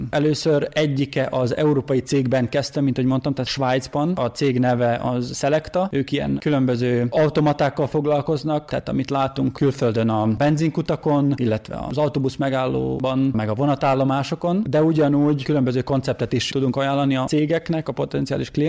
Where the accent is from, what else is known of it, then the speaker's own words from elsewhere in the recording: Mužlja, Vojvodina, Serbia; moved away as an adult; also born or lived in Zrenjanin / Zagreb; Muzslai származású vagyok